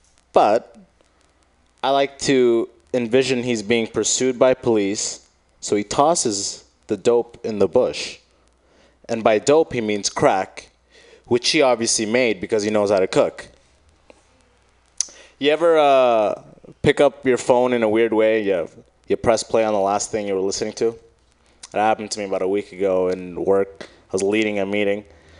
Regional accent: Michigan, United States; now in San Francisco, United States; I came from Michigan. That's the sense you get, you know, hearing about San Francisco.

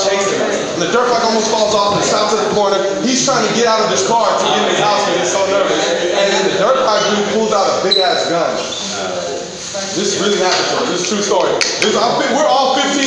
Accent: San Francisco, California, United States; I'm from Frisco

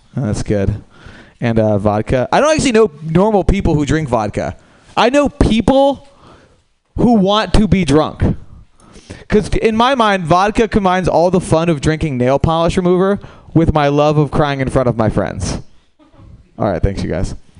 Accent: New York, United States; moved away; I'm from New York uh, originally.

